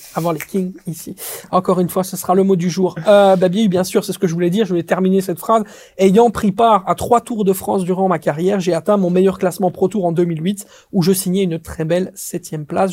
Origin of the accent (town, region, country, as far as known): Belgium